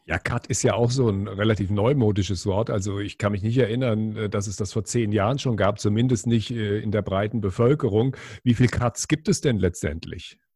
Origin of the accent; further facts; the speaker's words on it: West Germany, Germany; wir sind hier in, in Westdeutschland aufgewachsen